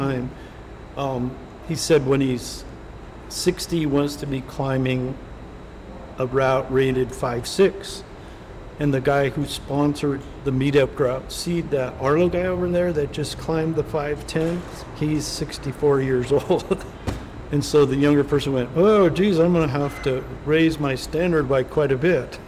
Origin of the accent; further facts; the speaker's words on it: Wyoming, United States; now in Colorado Springs, United States; I'm originally from Wyoming and the, I was in the Boy Scouts